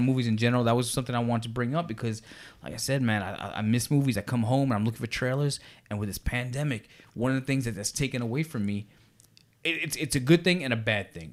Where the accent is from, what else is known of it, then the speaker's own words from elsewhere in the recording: New York City, New York, United States; I grew up in Brooklyn, New York